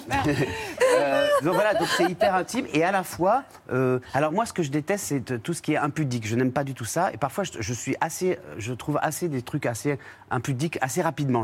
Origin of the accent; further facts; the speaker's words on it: Réunion; moved away as an adult; now in Paris, France; je suis un Réunionnais qui a beaucoup voyagé depuis petit